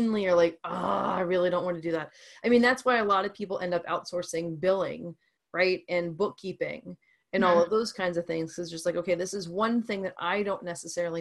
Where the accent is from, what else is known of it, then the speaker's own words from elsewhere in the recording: New Orleans, Louisiana, United States; moved away as an adult; also born or lived in Boston, Massachusetts; now in Massachusetts, United States; I'm from New Orleans originally